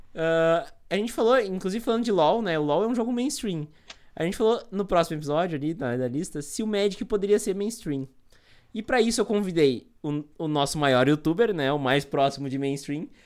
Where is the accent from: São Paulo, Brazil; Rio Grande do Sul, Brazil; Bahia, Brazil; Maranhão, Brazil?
Rio Grande do Sul, Brazil; Montenegro; eu sou aqui de Montenegro, no Rio Grande do Sul